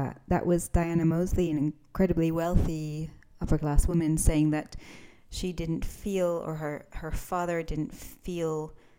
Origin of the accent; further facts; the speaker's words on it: Scotland, United Kingdom; we're Scottish